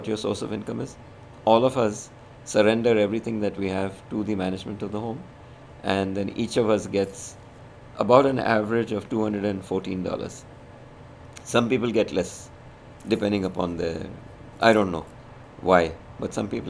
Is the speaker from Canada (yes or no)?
no; India; moved away; I'm Indian